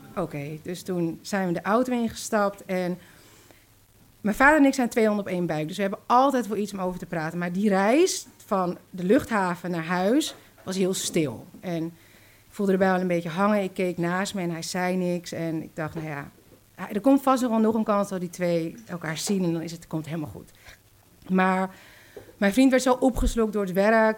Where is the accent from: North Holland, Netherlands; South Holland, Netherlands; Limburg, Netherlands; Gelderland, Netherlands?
North Holland, Netherlands; Zaandam; En toen zijn ze gaan samenwonen in Zandam, waar ik ben opgegroeid